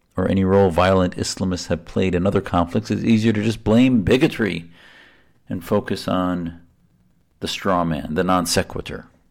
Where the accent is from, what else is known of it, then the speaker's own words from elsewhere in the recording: United States; an American who served in the military